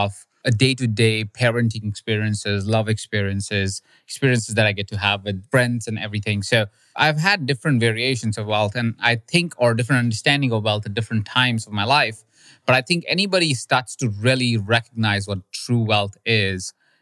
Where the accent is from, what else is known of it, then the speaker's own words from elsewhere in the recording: India; moved away; I grew up in India